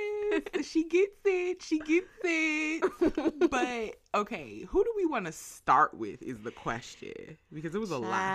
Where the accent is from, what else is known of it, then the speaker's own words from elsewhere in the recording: Washington, District of Columbia, United States; accent: DC; It's my like, DC accent.